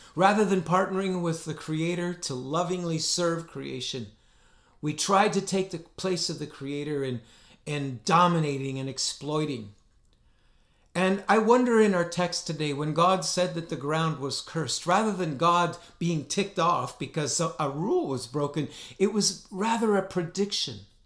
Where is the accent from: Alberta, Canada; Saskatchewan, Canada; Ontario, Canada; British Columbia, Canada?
Alberta, Canada; northern; my hometown in northern Alberta